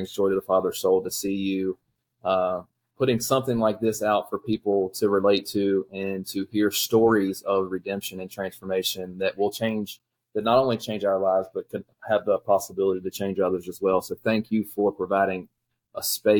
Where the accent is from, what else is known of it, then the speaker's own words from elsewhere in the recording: Shenandoah Valley, Virginia, United States; I grew up here in the Shenandoah Valley, went to Spotswood High School, grew up in a loving family